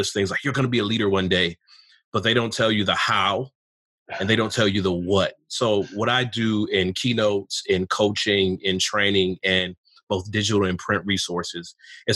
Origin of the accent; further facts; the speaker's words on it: Pontiac, Michigan, United States; I was born in the North in Michigan, about 25 minutes north of Detroit in a city called Pontiac, where the Lions used to play